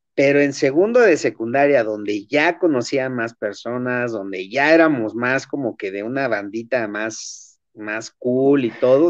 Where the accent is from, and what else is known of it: Chimalhuacán, State of Mexico, Mexico